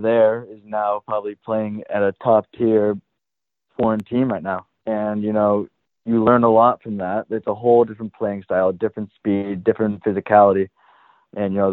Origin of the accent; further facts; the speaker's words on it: Hamilton, Massachusetts, United States; also born or lived in Indiana; obviously it's my hometown, being from Hamilton Wenham.